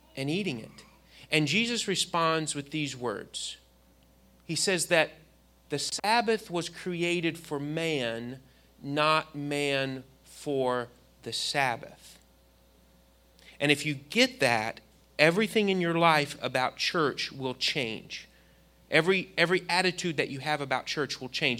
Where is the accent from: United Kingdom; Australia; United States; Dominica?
United States; Indiana; I grew up in Indiana